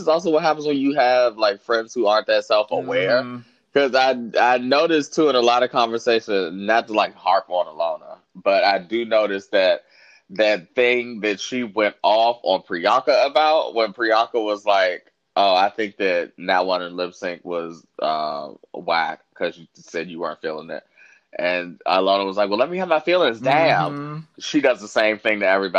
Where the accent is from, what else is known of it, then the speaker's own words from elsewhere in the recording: United States; I'm from the United States.